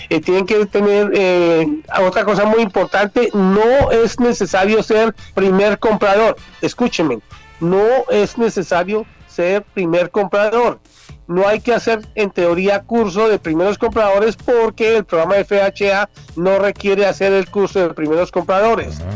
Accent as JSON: {"language": "Spanish", "country": "Colombia", "moved": "yes", "lives_now": "United States", "said": "mi país, en Colombia, siendo yo ciudadano americano o estando viviendo en el exterior"}